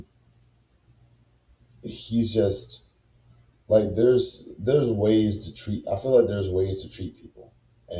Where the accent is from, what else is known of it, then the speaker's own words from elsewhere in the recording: Baton Rouge, Louisiana, United States; I'm very loyal to my hometown and very loyal to my city. I love Baton Rouge, Louisiana